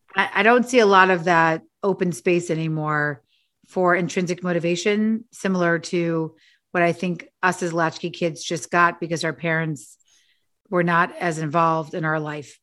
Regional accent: New York City, New York, United States; I'm also a latchkey kid from Manhattan. I grew up, uh, on Avenue C and fourteenth Street with a single mother

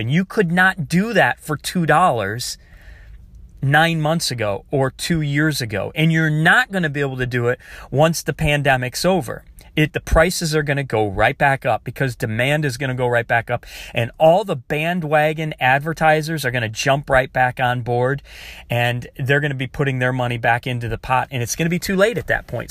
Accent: Michigan, United States; I grew up in Michigan

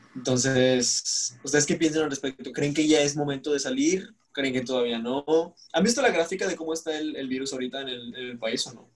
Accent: Nuevo León, Mexico; somos de Nuevo León

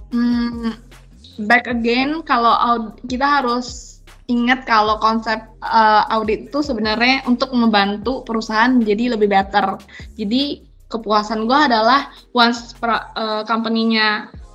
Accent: Padang, West Sumatra, Indonesia; gue orang Padang.

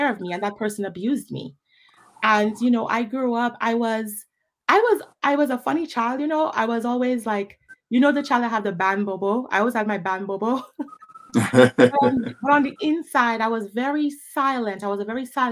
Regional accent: Dominica; also born or lived in Pointe Michel / Newtown; I grew up in Dominica

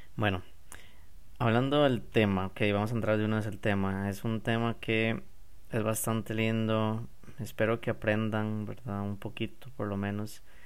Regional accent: San José, Costa Rica; yo soy de San José, yo no, voy no vivo en la playa

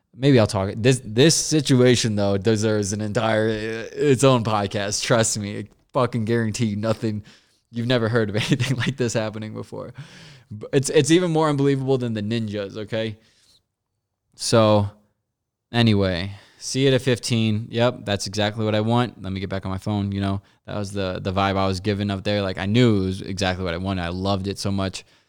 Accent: Missouri, United States; moved away as an adult; also born or lived in Los Angeles; we're all from Missouri

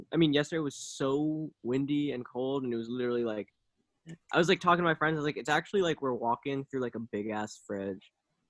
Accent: Paris, Île-de-France, France; And I'm like, oh, I'm actually from Paris.

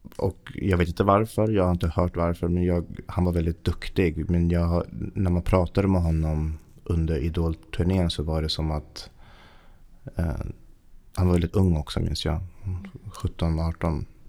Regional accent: Haninge, Stockholm County, Sweden; also born or lived in Kista; jag föddes i Kista. Vi flyttade till Haninge när jag var sju år

